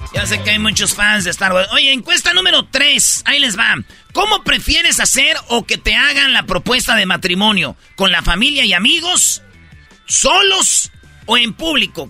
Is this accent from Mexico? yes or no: yes; Michoacán, Mexico; luego nací yo, en filita, güey, todos, cinco, somos de Michoacán